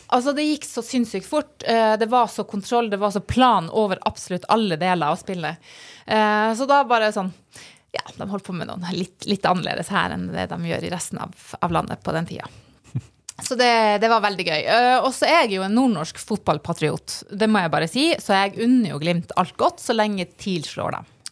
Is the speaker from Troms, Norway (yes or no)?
yes; Burfjord, Troms, Norway; moved away; hjemme i Burfjord